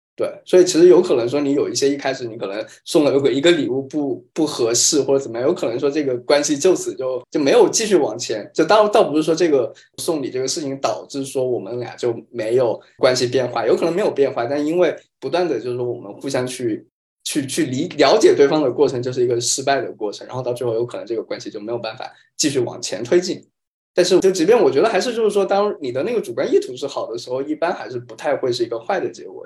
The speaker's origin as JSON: {"language": "Chinese", "country": "China", "said": "我们中国人收的份子前台都会专门写一个本子嘛"}